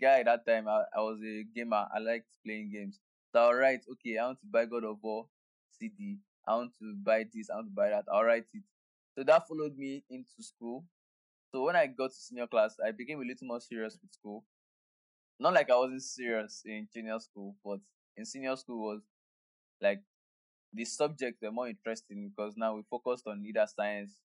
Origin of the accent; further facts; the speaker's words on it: Nigeria; being a Nigerian